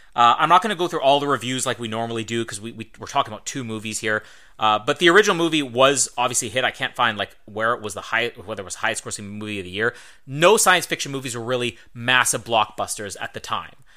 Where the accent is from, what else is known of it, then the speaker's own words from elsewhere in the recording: Winnipeg, Manitoba, Canada; we are both from Winnipeg